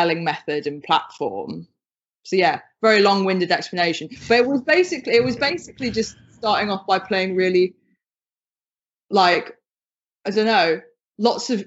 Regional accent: United Kingdom; you can probably hear from my accent, I'm from the UK

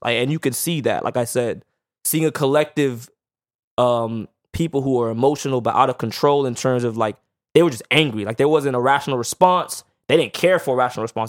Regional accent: South Florida, United States; also born or lived in Saint Louis; I came from South Florida

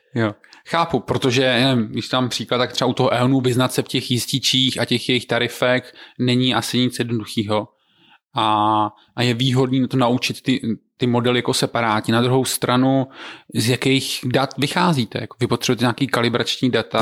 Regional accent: Znojmo, South Moravian Region, Czechia; Já jsem ze Znojma

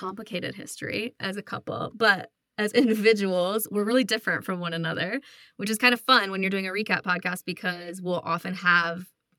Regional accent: upstate New York, United States; now in Colorado, United States; I'm from upstate New York originally, and I now live in Colorado with Lacey.

